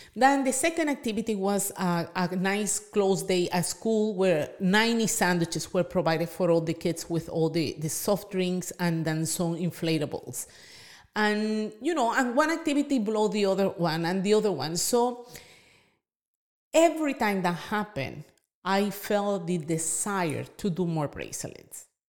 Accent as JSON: {"language": "English", "country": "Venezuela", "moved": "yes", "said": "I'm from Venezuela"}